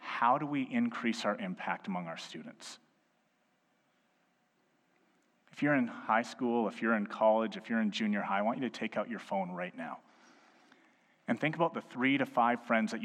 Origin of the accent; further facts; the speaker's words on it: Edmonton, Alberta, Canada; I was born and raised in Edmonton. I've lived in two other provinces, but this is my home city.